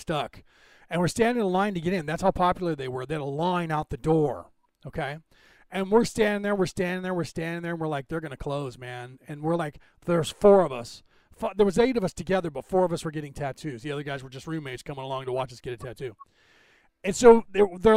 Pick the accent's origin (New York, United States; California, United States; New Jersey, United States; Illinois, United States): California, United States; San Francisco Bay Area; now in Carmichael, United States; I grew up in the San Francisco Bay Area